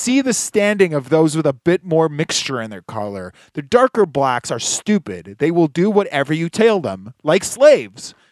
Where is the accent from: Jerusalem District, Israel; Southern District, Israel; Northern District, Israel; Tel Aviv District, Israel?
Southern District, Israel; Ashkelon; moved away; also born or lived in Thornhill, Toronto, Canada; I grew up in Ashkelon, Israel, twenty minutes north of the Gaza Strip